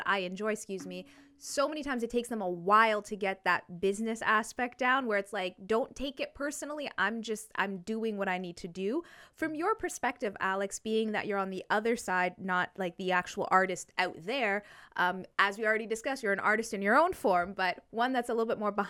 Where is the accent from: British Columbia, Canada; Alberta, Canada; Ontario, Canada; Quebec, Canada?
Ontario, Canada; London; I'm a Londoner, been here basically my entire life